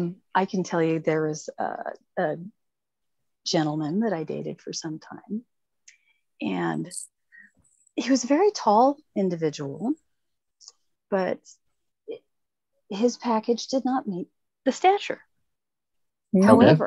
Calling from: Folsom, California, United States; Folsom, California.

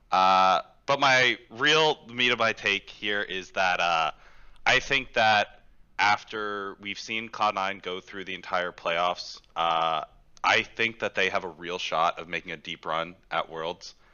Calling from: Houston, Texas, United States; Uh, Houston, Texas.

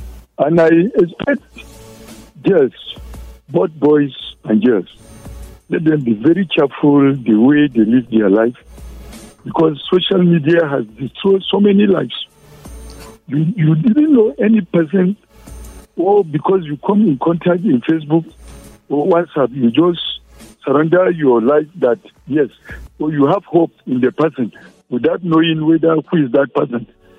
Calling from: Jos, Plateau, Nigeria; I'm calling you from Jos.

